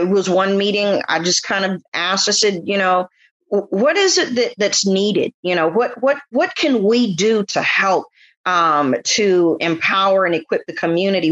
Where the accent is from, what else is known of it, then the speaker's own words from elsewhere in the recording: San Francisco, California, United States; I'm from San Francisco.